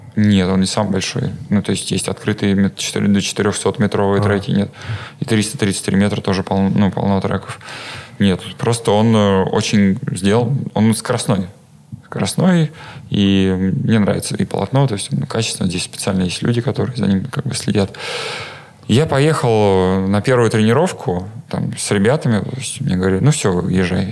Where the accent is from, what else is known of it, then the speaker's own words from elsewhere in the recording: Vladimir, Vladimir Oblast, Russia; я родом с Владимира